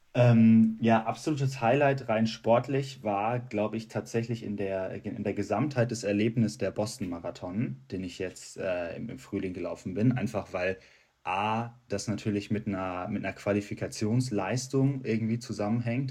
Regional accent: Dortmund, North Rhine-Westphalia, Germany; in Dortmund, wo ich herkomme

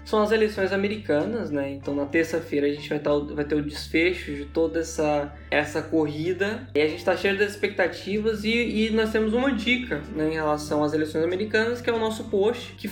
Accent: Imperatriz, Maranhão, Brazil; Imperatriz, que é a minha cidade natal.

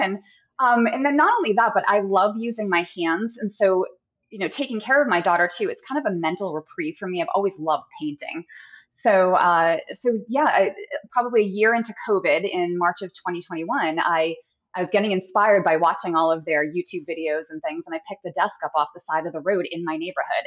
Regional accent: New Hampshire, United States; moved away as an adult; also born or lived in Massachusetts; now in San Clemente, United States; I'm originally from New Hampshire, um, and have been in Massachusetts. Uh, you know, grew up both those states. Uh, moved here into California about eight years ago.

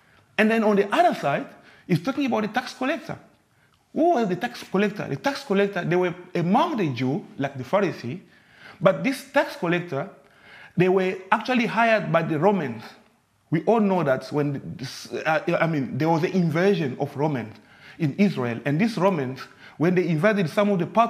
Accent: DR Congo; moved away; I'm from the Congo, from the DRC.

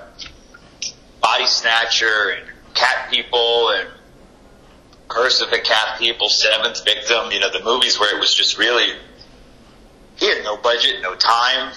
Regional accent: Texas, United States; I grew up in Texas

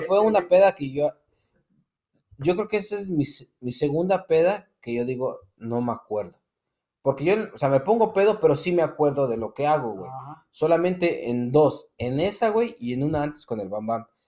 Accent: Mexico City, Mexico; nosotros tres somos del DF

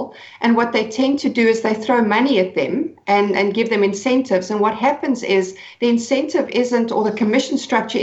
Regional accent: Cape Town, Western Cape, South Africa; I'm from Cape Town in South Africa

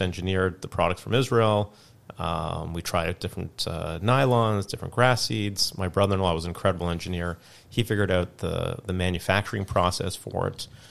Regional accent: Canada; also born or lived in South Africa; I was originally born in South Africa, mm-hmm. and then I moved to Canada when I was five.

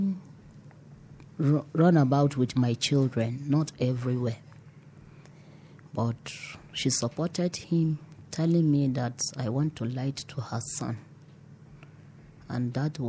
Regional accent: Toro, Bauchi, Nigeria; I grew up at Bauchi State at Toro local government

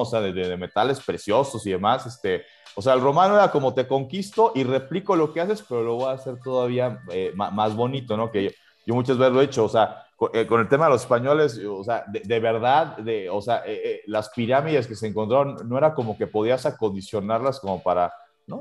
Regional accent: Mexico; somos un país, somos, somos una nación

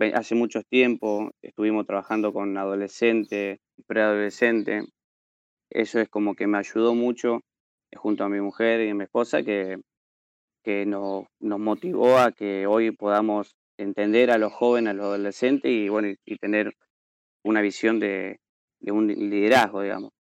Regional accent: Carcarañá, Santa Fe, Argentina; soy de Carcaranía

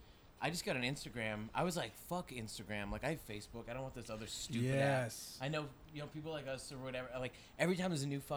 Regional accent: Massachusetts, United States; moved away as an adult; now in California, United States; So I grew up in Massachusetts, so everything was a fucking sports bar.

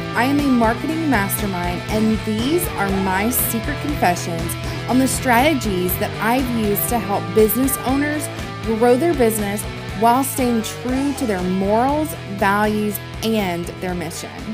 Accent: the South, United States; I'm from the South

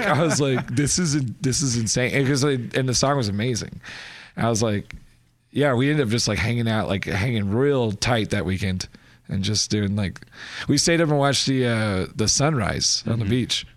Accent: Kerrville, Texas, United States; now in Austin, United States; my hometown, Kerrville

